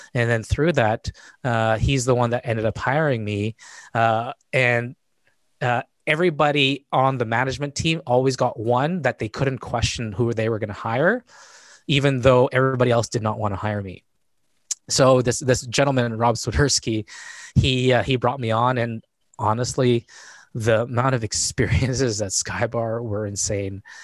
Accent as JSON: {"language": "English", "town": "Winnipeg", "region": "Manitoba", "country": "Canada", "tie": "born or raised there", "said": "I was born and raised in Winnipeg, Manitoba"}